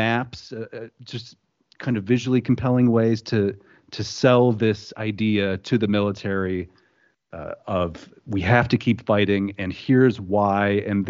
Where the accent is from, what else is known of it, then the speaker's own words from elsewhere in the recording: Livingston County, Michigan, United States; also born or lived in Southfield, Michigan; We grew up in Livingston County.